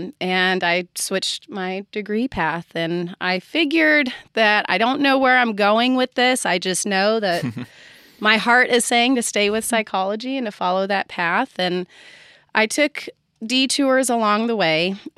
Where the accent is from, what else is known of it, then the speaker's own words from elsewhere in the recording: California, United States; I'll start by saying that I was raised in California.